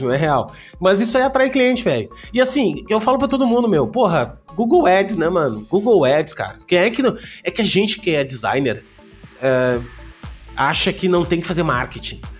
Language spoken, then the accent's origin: Portuguese; Gaúcho, Rio Grande do Sul, Brazil; eu sou gaúcho